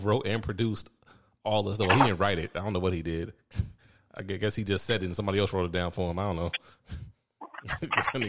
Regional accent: New York, United States; growing up in New York

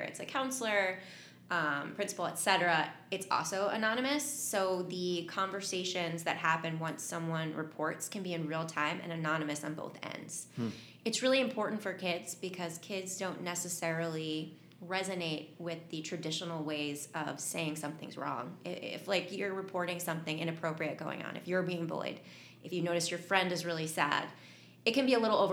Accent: Hightstown, New Jersey, United States; moved away as an adult; also born or lived in Portland, Oregon; I grew up in Hightstown, New Jersey

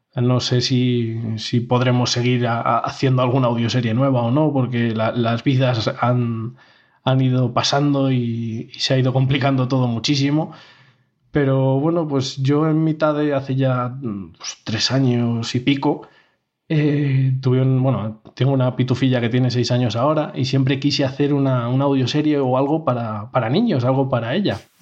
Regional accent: Segovia, Castile and León, Spain; Somos de Segovia los tres miembros fundadores

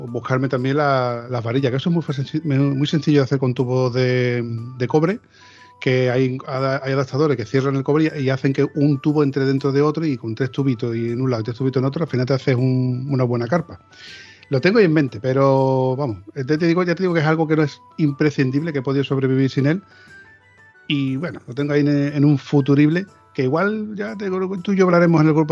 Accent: Osuna, Andalusia, Spain; ¿Por dónde andas? Yo soy de Osuna, de Sevilla.

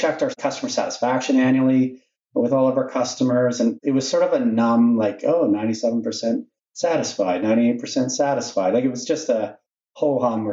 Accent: Regina, Saskatchewan, Canada; I'm a Regina guy. I was born in Regina and did my education in Regina

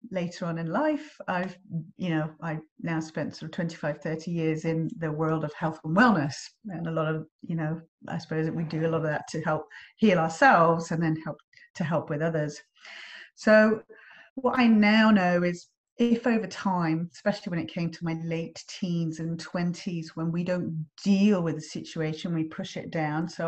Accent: England, United Kingdom; now in Australia; I'm English and I live in Australia and you're Australian and you live in England.

